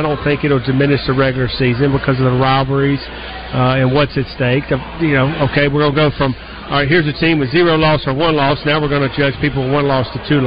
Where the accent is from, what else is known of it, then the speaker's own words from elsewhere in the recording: the South, United States; I grew up in the South